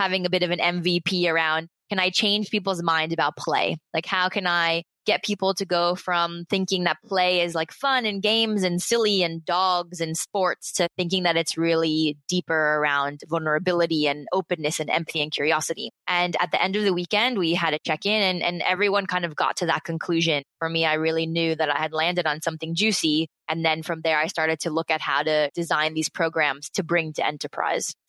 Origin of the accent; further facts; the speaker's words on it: United States; moved away as an adult; now in Australia; I am originally from the United States